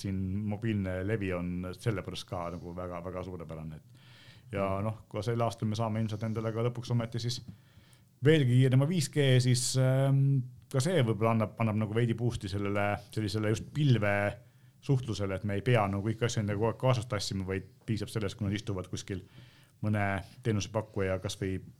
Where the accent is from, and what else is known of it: Estonia